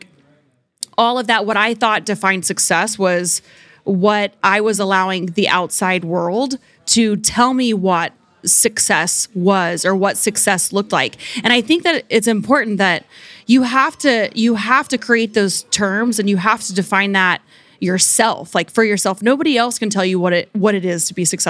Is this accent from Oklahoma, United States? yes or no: yes; Oklahoma, United States; I grew up in the Bible Belt, Oklahoma